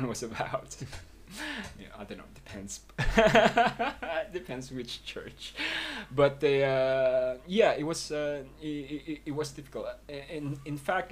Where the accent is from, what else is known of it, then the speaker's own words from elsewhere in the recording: London, United Kingdom; moved away as an adult; also born or lived in Philippines; now in Sitges, Spain; having grew up in London